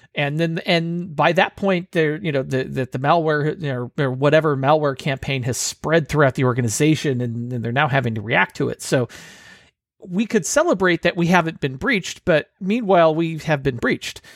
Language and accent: English; Bay Area, California, United States; moved away; I'm originally from the Bay Area